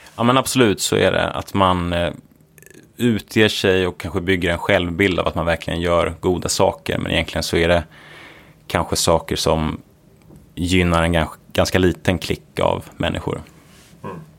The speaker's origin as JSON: {"language": "Swedish", "town": "Uppsala", "region": "Uppsala County", "country": "Sweden", "tie": "born or raised there", "also_born_or_lived": "Gothenburg / Stanford, United States", "moved": "as an adult", "said": "Så jag är uppvuxen i Uppsala, trivdes väldigt bra där"}